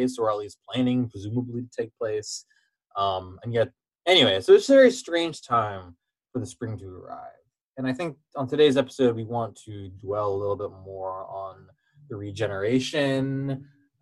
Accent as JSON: {"language": "English", "region": "Pacific Northwest", "country": "United States", "tie": "born or raised there", "said": "a native Northwesterner"}